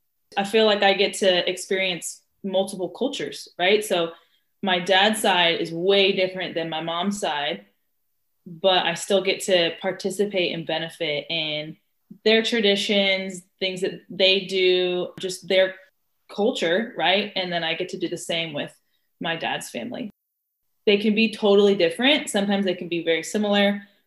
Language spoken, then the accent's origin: English; Austin, Texas, United States; I am half white, half Hispanic. I'm from Austin, Texas. My dad's from Austin as well. He is full Hispanic. His grandparents are from Mexico. And my mom is from New York, and her family is from Canada.